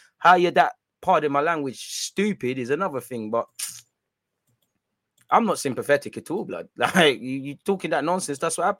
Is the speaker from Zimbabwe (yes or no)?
no; Bermuda; I'm from Bermuda, but I've seen Loki watching you for time years, fam.